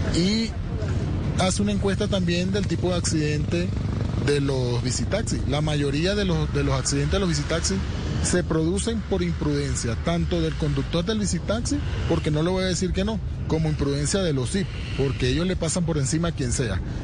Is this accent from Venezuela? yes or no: yes; Venezuela; moved away as an adult; now in Bogotá, Colombia; Soy venezolano